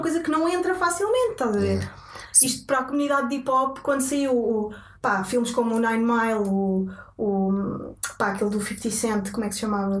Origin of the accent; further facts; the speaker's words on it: Sintra, Lisbon, Portugal; 2725, Mãe Martins, Linha de Sintra, que é de onde eu venho também